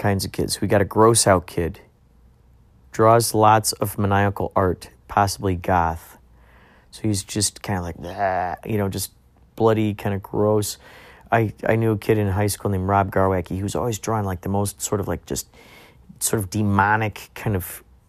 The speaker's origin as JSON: {"language": "English", "town": "Carol Stream", "region": "Illinois", "country": "United States", "tie": "born or raised there", "said": "my brother and I grew up in Carroll Stream, Illinois"}